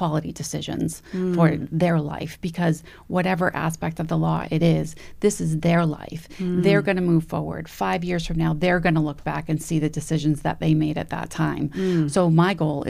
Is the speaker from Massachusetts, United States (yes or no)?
yes; Acushnet, Massachusetts, United States; I grew up in Acushnet